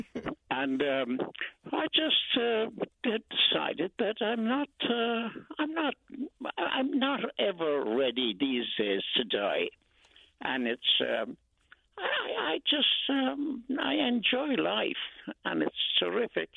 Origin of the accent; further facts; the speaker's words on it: Ireland; moved away as an adult; now in Brooklyn, United States; I was born here in Brooklyn, as you said, and was taken to Ireland when we were children